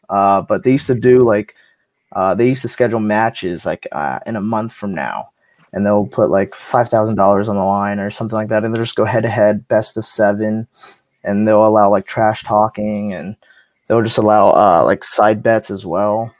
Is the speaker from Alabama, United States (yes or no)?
no; San Antonio, Texas, United States; I'm from San Antonio, Texas, so down south